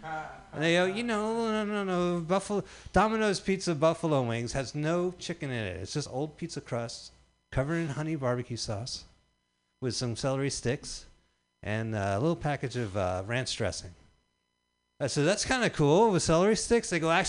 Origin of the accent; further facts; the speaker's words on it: New Jersey, United States; And I grew up in New Jersey, so let me just tell you that East Coast pizza delivery robots are fucking better than fucking California pizza delivery robots.